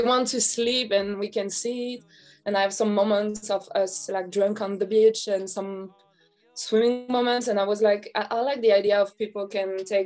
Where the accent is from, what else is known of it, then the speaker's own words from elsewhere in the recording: France; I'm from France. I'm in Paris right now.